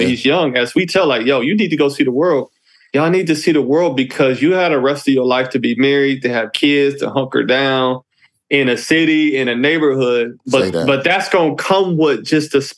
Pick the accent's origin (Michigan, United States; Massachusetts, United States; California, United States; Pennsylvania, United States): Michigan, United States; Detroit; I'm an African-American male, and I grew up in Detroit, Michigan